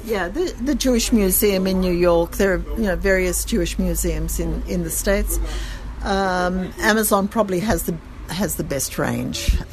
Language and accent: English; Sydney, New South Wales, Australia; accent: Australian; moved away as an adult; now in Jerusalem, Israel; I come from Sydney